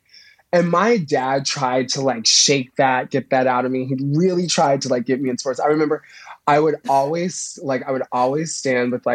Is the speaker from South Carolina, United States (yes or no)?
no; Plainfield, Illinois, United States; also born or lived in Indiana; Plainfield, Illinois. Yeah, it's like an hour and 10 minutes outside of Chicago